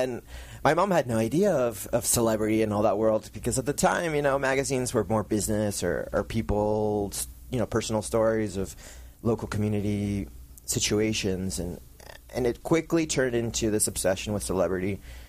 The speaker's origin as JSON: {"language": "English", "country": "Argentina", "moved": "yes", "lives_now": "San Juan Capistrano, United States", "said": "In 1995, my mother, the publisher of PARA TODOS, was working at ROP in San Juan Capistrano, where we came directly from Argentina."}